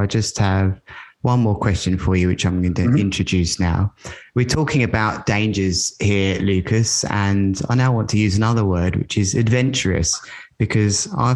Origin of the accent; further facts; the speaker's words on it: Worthing, South East England, United Kingdom; my hometown here in Worthing